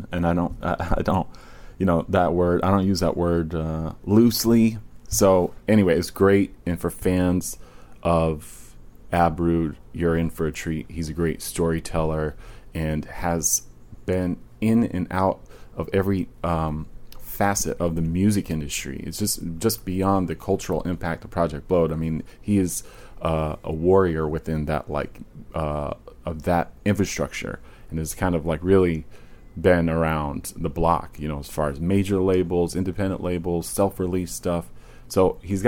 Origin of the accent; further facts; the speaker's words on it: Virginia, United States; moved away; I grew up in Virginia